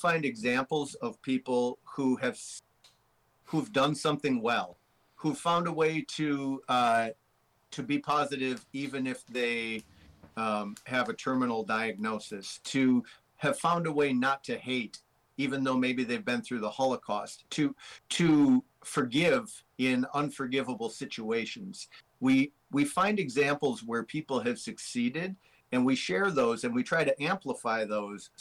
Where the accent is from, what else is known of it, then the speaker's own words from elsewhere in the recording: Minnesota, United States; I'm from Minnesota